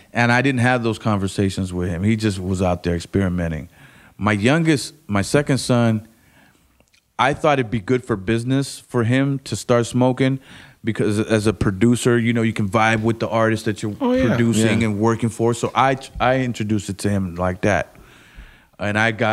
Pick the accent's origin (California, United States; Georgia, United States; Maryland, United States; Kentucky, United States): California, United States; South Gate; I lived an hour east of LA where we grew up in Southgate